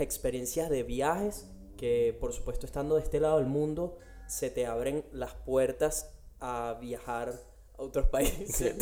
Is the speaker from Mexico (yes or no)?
no; Caracas, Capital District, Venezuela; moved away as an adult; now in Australia; vengo de Caracas, Venezuela